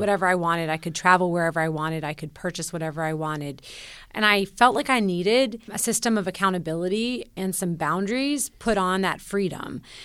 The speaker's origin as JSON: {"language": "English", "town": "Nashville", "region": "Tennessee", "country": "United States", "tie": "born or raised there", "moved": "as an adult", "said": "When I moved back to Nashville, my hometown"}